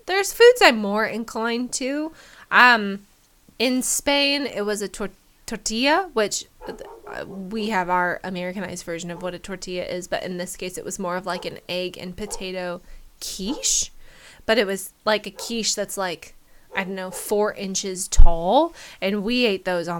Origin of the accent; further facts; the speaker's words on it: Medford, Oregon, United States; growing up in Medford, Oregon, there wasn't really a good Japanese place